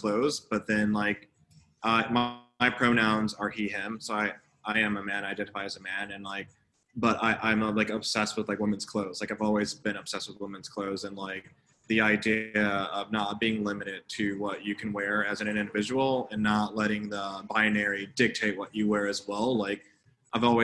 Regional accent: Midwest, United States; I grew up knowing living in the Midwest

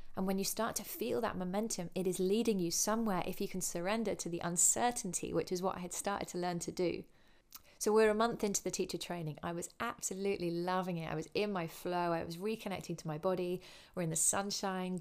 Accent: Winchester, South East England, United Kingdom; I grew up in Winchester in England.

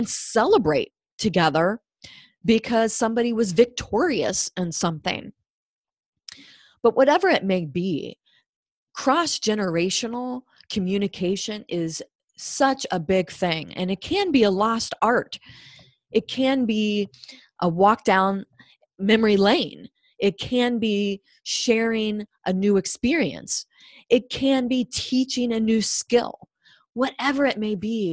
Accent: Cincinnati, Ohio, United States; I'm from Cincinnati. I grew up with Cincinnati style chili

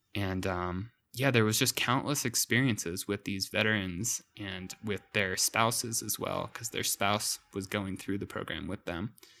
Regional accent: Santa Fe, New Mexico, United States; also born or lived in Maryland; growing up as a teenager in Santa Fe, I was quite the troublemaker

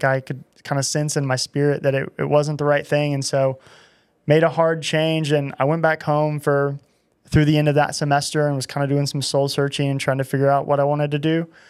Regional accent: Altus, Oklahoma, United States; I grew up in Altus, Oklahoma.

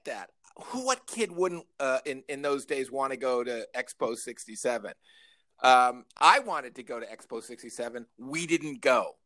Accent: Northern Illinois, United States; I grew up in Northern Illinois

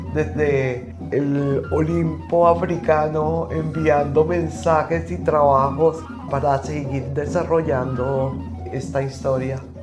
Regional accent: Colombia; nuestro propio ser como colombianos

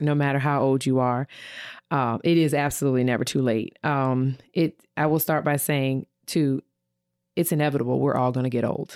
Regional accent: Virginia, United States; moved away as an adult; now in Ohio, United States; I'm from Virginia, and, uh, when I moved here to Ohio in two thousand eighteen

